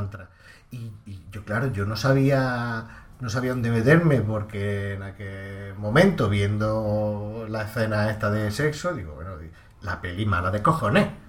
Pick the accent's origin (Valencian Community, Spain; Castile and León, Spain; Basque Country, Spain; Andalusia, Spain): Andalusia, Spain; como muchos andaluces que tenemos familia en, Cataluña